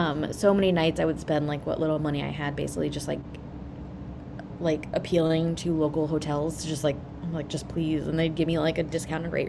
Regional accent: Ohio, United States; moved away as an adult; now in Chicago, United States; I'm from Ohio.

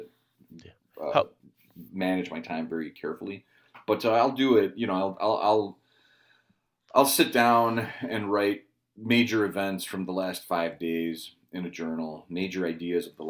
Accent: Cicero, Illinois, United States; I was born in Chicago. I was born in Cicero.

